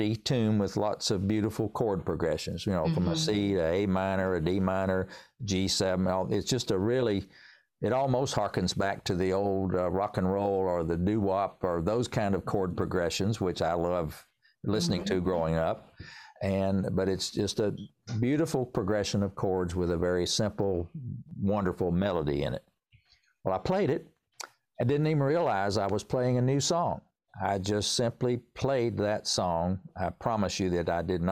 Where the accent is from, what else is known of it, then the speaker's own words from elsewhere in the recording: Tennessee, United States; accent: Tennessee hillbilly; also born or lived in North Carolina; now in Winston-Salem area, North Carolina, United States; I was born in Tennessee. So if you really want to know, I can pour on the Tennessee hillbilly accent here